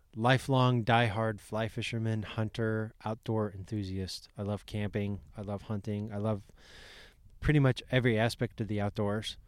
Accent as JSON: {"language": "English", "town": "Boise", "region": "Idaho", "country": "United States", "said": "I'm from Boise, Idaho."}